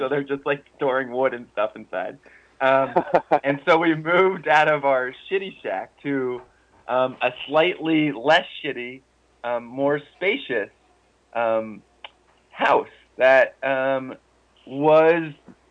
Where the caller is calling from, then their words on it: northern Patagonia, Chile; Well, I'm calling from Punta Lafu, Chile, which is in northern Patagonia.